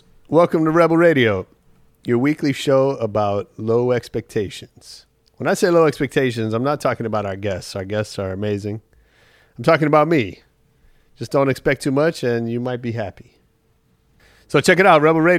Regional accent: San Francisco Bay Area, California, United States; I'm from the Bay Area

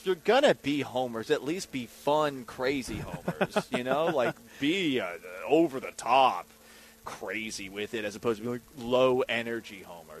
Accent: Boston, Massachusetts, United States; moved away; Because I'm from Boston, and my mom's from Philly, so I'm like just a hybrid.

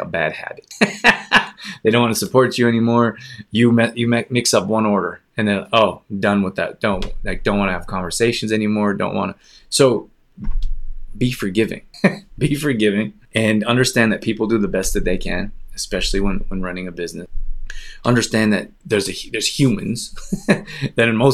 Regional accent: Calgary, Alberta, Canada; moved away; also born or lived in Los Angeles; I grew up in Calgary and spent half the year in Los Angeles.

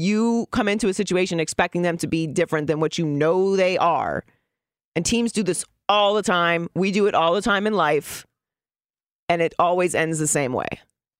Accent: Pittsburgh, Pennsylvania, United States; I don't know if you know this about me, but I'm from Pittsburgh. Oh, yeah, we talked about this. Yeah, I'm from Pittsburgh.

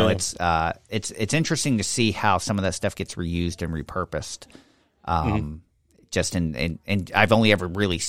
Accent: Poland; moved away; saying growing up in Poland, like, you didn't waste anything.

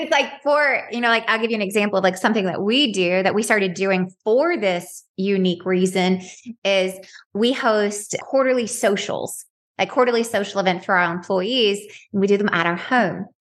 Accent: Dalton, Georgia, United States; I'm from Dalton, Georgia

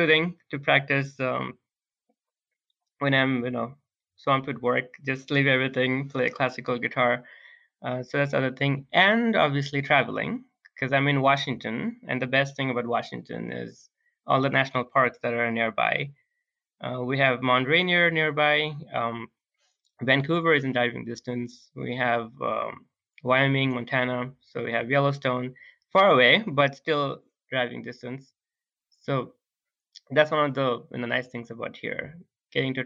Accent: Bangladesh; English is a second language; moved away; we're all from Bangladesh

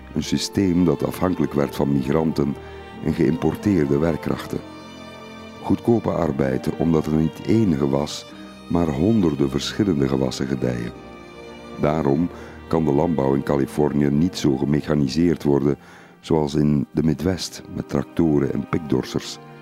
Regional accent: Flanders, Belgium; Ik herinner me uit mijn jonge jaren de Melkbrigade in Vlaanderen

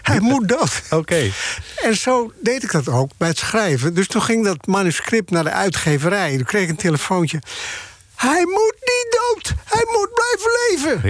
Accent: Bloemendaal, North Holland, Netherlands; moved away as an adult; also born or lived in Haarlem; now in Amsterdam, Netherlands; ik kwam uit Haarlem en Bloemendaal.

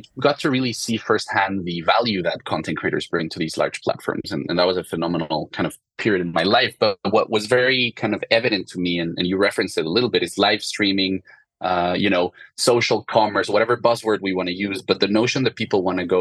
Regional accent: Mexico City, Mexico; moved away as an adult; also born or lived in France; I'm originally from Mexico City and grew up in a family of restaurants and chefs

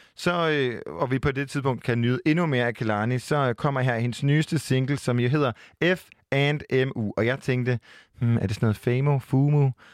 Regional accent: Jutland, Denmark; Jeg er fra Jylland

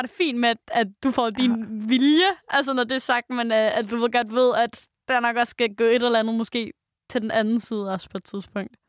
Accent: Jutland, Denmark; moved away; jeg er jo fra Jylland

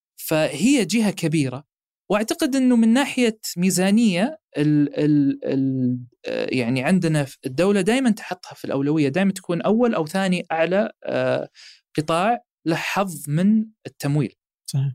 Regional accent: Saudi Arabia; احنا عندنا في السعوديه

